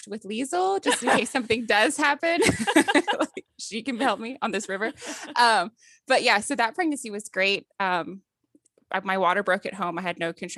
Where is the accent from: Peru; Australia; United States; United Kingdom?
United States; Wake Forest, North Carolina; I'm from Wake Forest, North Carolina